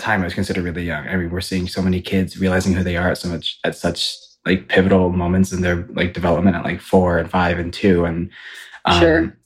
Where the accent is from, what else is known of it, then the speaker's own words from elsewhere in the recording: Ypsilanti, Michigan, United States; now in Los Angeles, United States; I am from the Midwest. I am from Michigan, which to you know some people might call it the state that God forgot, um, but it's from right outside of Ann Arbor. It's called Ypsilanti